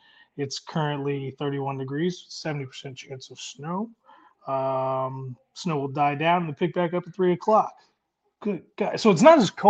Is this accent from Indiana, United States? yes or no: yes; South Bend, Indiana, United States; I grew up in South Bend, Indiana. So I had lake effect snow growing up. So it was 6 feet of winter.